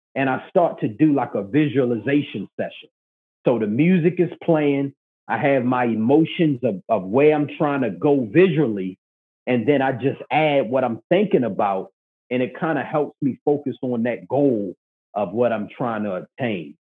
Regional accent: Baltimore, Maryland, United States; I'm from Baltimore, Maryland

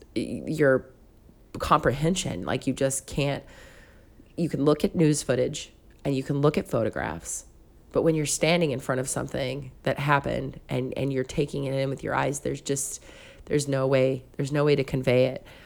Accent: Concord, California, United States; moved away; also born or lived in Pascagoula, Mississippi; where I grew up in Concord

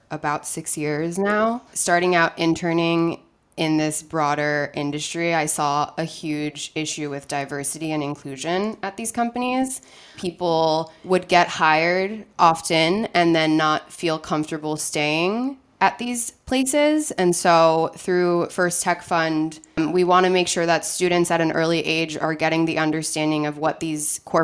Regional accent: New York, United States; moved away as an adult; also born or lived in California; I'm originally from New York, but I moved to California to go to university

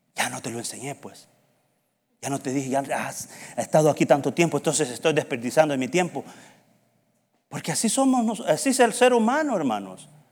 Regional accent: El Salvador; moved away; decimos en El Salvador

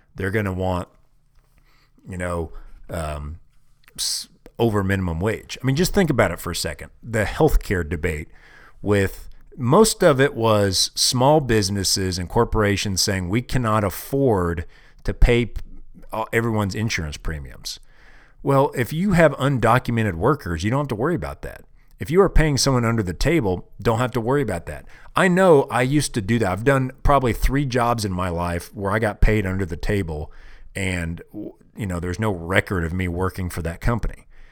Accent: Kansas City, Missouri, United States; moved away as an adult; now in Wyoming, United States; I'm proud of being, uh, from Kansas City. That's my hometown

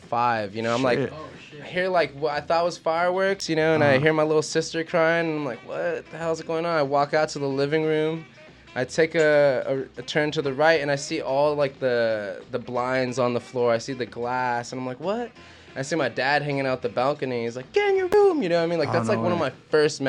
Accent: Los Angeles, California, United States; I'm from El Sereno. Like, that's where I grew up.

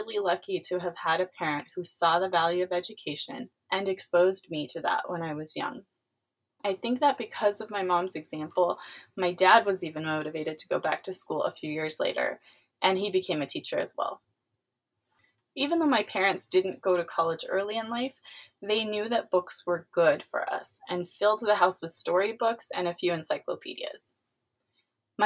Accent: California, United States; also born or lived in East Los Angeles, California; I was born in East Los Angeles, California, but spent most of my years growing up about 100 miles east of there in one of California's growing suburbs

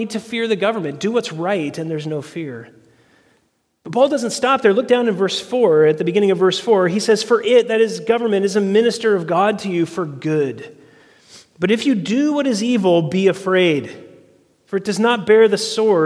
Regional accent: United States

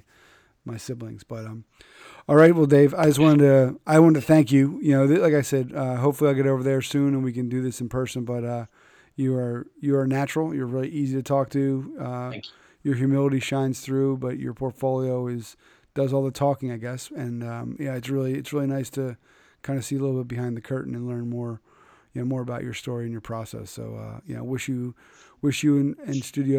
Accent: Philadelphia, Pennsylvania, United States; now in New England, United States; that's my home city. I'm from Philadelphia.

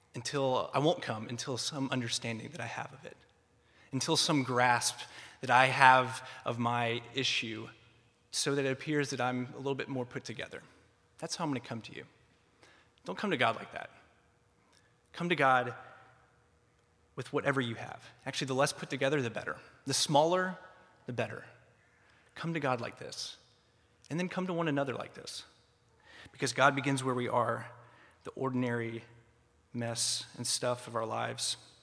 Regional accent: Atlanta, Georgia, United States; moved away as an adult; now in Philadelphia, United States; I grew up in a suburb of Atlanta

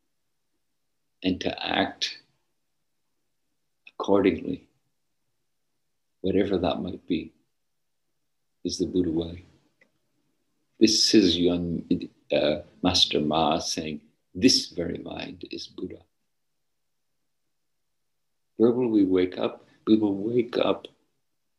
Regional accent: Northern Ireland, United Kingdom; Where I grew up in Northern Ireland, when I was young

